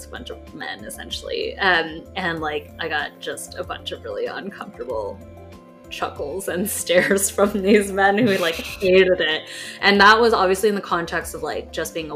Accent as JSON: {"language": "English", "country": "United States", "tie": "born or raised there", "said": "you and I were born in America"}